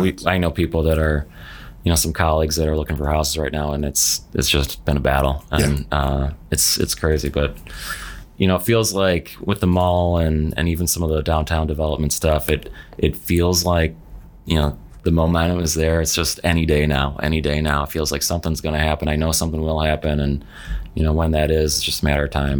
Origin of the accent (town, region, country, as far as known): Palatine, Illinois, United States; born or raised there; moved away as an adult; also born or lived in Fairmont, West Virginia / Park Ridge, Illinois; now in Bloomington, United States